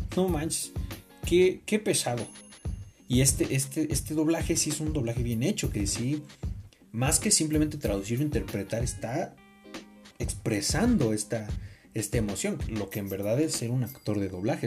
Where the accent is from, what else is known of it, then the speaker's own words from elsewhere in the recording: Mexico; como mexicano